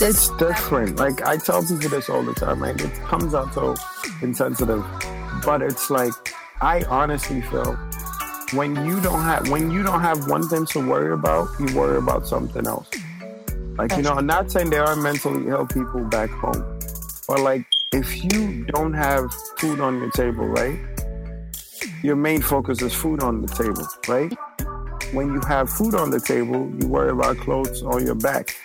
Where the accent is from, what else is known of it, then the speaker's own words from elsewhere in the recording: New York City, New York, United States; also born or lived in Nigeria; I grew up in the Bronx, so I know a lot of Ghanaians